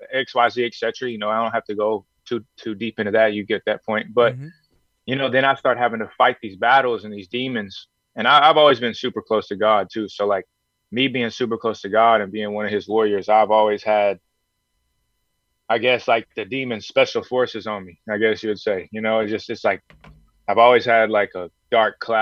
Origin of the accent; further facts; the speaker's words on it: Houston, Texas, United States; fight in front of my hometown people. I got a bunch of people in Houston that just love to, you know, support me